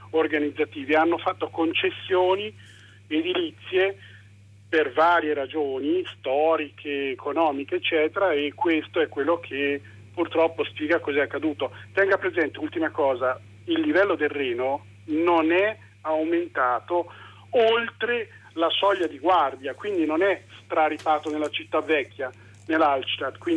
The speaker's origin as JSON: {"language": "Italian", "town": "Cologne", "region": "North Rhine-Westphalia", "country": "Germany", "tie": "born there", "said": "Che io sono nato a Colonia, quindi conosco"}